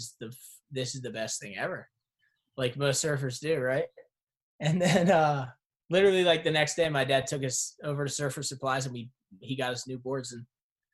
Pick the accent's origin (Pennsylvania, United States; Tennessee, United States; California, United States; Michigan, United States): Pennsylvania, United States; Birchrunville; born or raised there; also born or lived in Reading, Pennsylvania